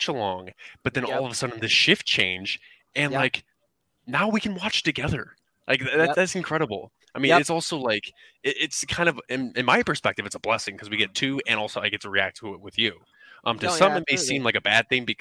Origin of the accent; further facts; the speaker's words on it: Chicago, Illinois, United States; Chicago. Like that's my hometown